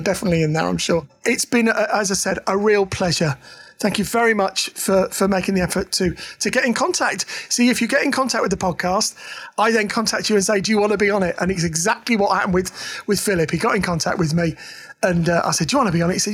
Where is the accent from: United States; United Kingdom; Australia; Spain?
United Kingdom; Leeds, Yorkshire and the Humber; moved away; when I lived in Leeds, when I was a small child